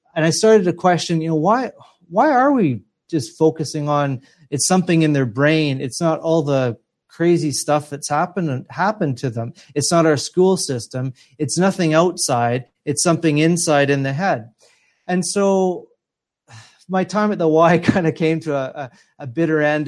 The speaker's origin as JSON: {"language": "English", "town": "Edmonton", "region": "Alberta", "country": "Canada", "tie": "born or raised there", "moved": "yes", "said": "my hometown of, uh, Edmonton, Alberta, in Canada."}